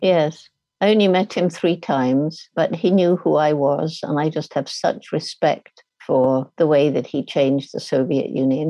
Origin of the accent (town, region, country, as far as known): United Kingdom; also born or lived in Tanzania